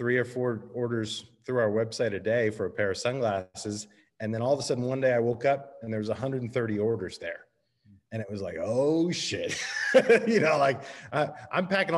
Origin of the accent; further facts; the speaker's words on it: United States; moved away as an adult; now in San Diego, United States; I grew up on the East Coast outside of Washington, D.C., and I moved out to San Diego for grad school